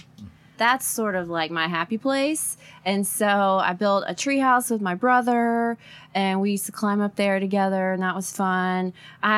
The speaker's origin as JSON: {"language": "English", "town": "Port Arthur", "region": "Texas", "country": "United States", "tie": "born or raised there", "said": "I grew up in Port Arthur, Texas"}